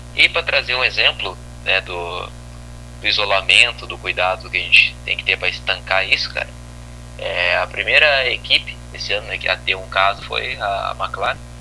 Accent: Brazil; eu sou brasileiro

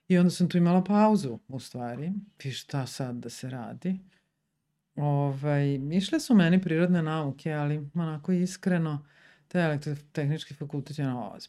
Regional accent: Sombor, Vojvodina, Serbia; also born or lived in Zagreb / Subotica; ja sam iz Sombora, mm. nisam iz Beograda.

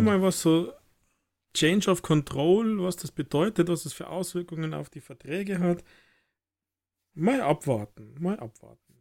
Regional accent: Germany; als Deutscher

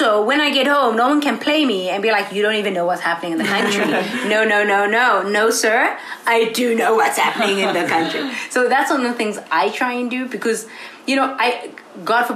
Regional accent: South Africa; accent: South African; first language English; moved away as an adult; now in Ithaca, United States; as a South African English speaker

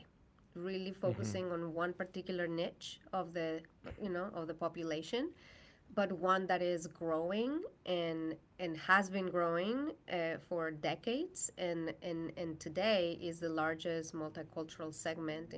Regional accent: Mexico; English is a second language; moved away as an adult; now in United States; I am from Mexico.

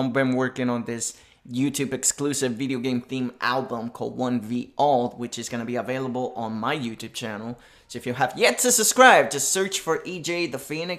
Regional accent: Puerto Rico; my hometown, Puerto Rico, baby.

